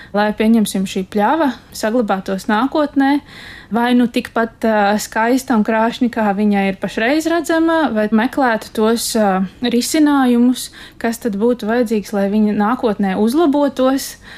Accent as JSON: {"language": "Latvian", "town": "Dundaga", "region": "Talsi Municipality", "country": "Latvia", "said": "es esmu no Ziemeļkurzemes galā."}